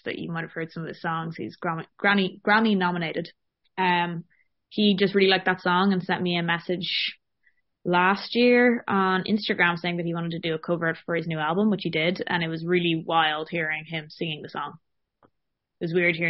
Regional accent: Dublin, Leinster, Ireland; now in London, United Kingdom; I'm from Dublin in Ireland.

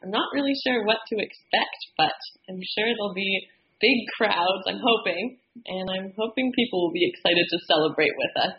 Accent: Victoria, British Columbia, Canada; Yes, I'm from Victoria.

